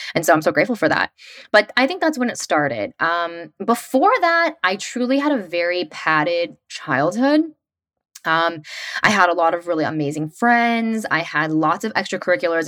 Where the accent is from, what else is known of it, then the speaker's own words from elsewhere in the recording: West Tennessee, United States; moved away as an adult; also born or lived in New York City; I grew up in West Tennessee in a really small town